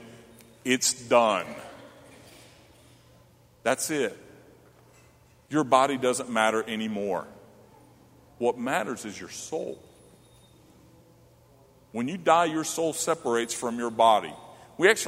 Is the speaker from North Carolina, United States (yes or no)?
yes; Charlotte, North Carolina, United States; now in Johnstown, United States; growing up in Charlotte, at the age of 6